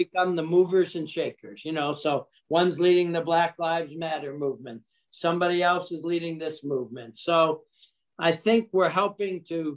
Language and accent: English; Detroit, Michigan, United States; moved away; also born or lived in New York City; I grew up in Detroit, Michigan